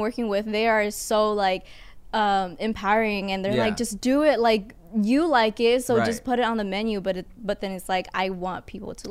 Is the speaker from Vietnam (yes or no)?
yes; Vietnam; moved away; Growing up in Vietnam